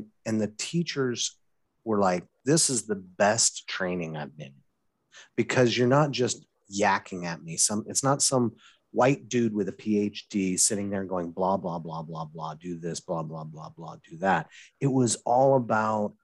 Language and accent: English; Wyoming, United States; moved away as an adult; also born or lived in Oregon / Boston; now in Eugene, United States; I grew up in Wyoming. You knew this, but, you know, I grew up in Wyoming.